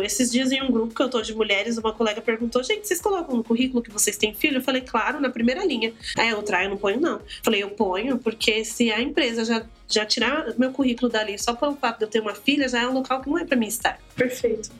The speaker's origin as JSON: {"language": "Portuguese", "region": "São Paulo", "country": "Brazil", "tie": "born or raised there", "moved": "as an adult", "lives_now": "Guarulhos, Brazil", "said": "eu sou do Capão Redondo, hoje eu moro em Guarulhos, mas eu sou do Capão Redondo, gente. Então, assim, eu morei lá até os 23 anos"}